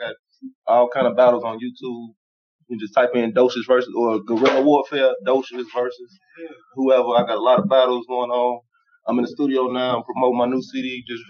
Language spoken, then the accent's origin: English; Chicago, Illinois, United States; I'm from Englewood.